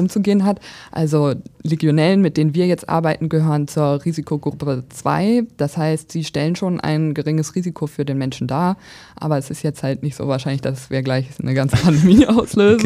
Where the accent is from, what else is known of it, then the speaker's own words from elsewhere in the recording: Braunschweig, Lower Saxony, Germany; Also ich bin ursprünglich auch in Braunschweig geboren, dann eher auf dem Land aufgewachsen, aber zum Studium dann wieder zurückgekommen